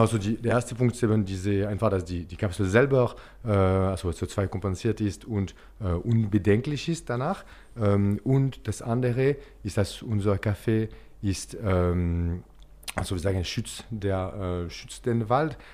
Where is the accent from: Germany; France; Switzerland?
Switzerland; Geneva; German is a second language; also born or lived in Zürich; now in Basel, Switzerland; ich komme aus, äh, aus Genf.